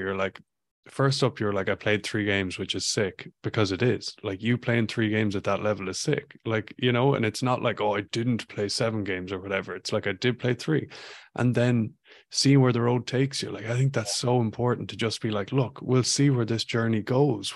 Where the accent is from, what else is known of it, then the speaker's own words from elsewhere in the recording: Ireland; moved away as an adult; also born or lived in Vancouver, Canada / Ballina, County Mayo; when I was growing up in Ireland